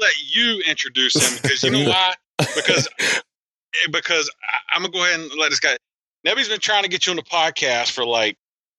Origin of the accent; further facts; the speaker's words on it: South Carolina, United States; also born or lived in Florida; now in Pennsylvania, United States; I'm from South Carolina, and then, you know, I spent a good part of my life in Florida, too.